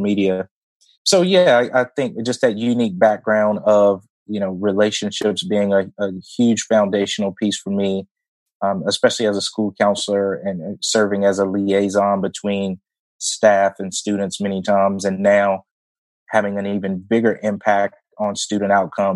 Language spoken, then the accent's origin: English; Martinsville, Virginia, United States; moved away as an adult; also born or lived in Hampton, Virginia / Blacksburg, Virginia; now in North Carolina, United States; born and raised in a small town in Virginia called Martinsville.